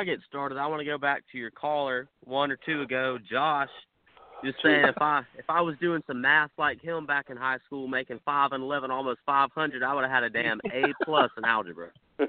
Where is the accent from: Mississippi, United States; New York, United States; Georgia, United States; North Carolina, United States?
Georgia, United States; What's going on, man? … I'm from Georgia.